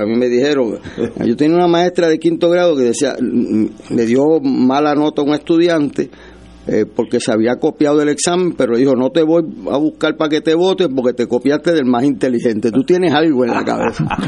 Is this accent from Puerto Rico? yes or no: yes; Puerto Rico; como puertorriqueño